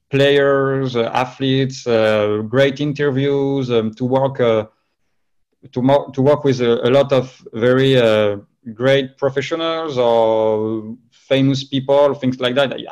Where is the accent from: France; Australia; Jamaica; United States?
France; Toulouse, Occitania; accent: French; English is a second language; moved away as an adult; also born or lived in Madrid; now in Paris, France; I was originally from Toulouse in the south of France, where it's sunny